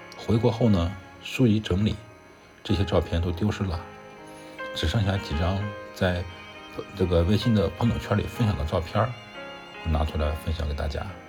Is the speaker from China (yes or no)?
yes; China; 我是中国的大乘佛教徒